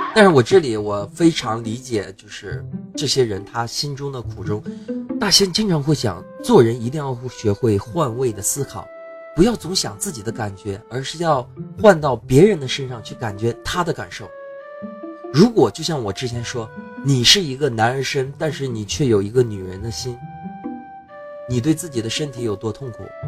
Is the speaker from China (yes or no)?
yes; China; 我们中国人